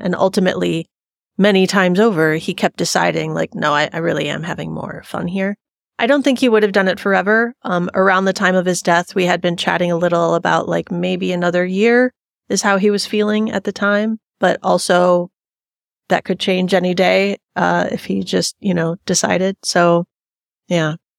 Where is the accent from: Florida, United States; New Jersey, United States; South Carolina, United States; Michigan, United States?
Michigan, United States; now in Longmont, United States; I'm from Michigan, but I live here in Longmont now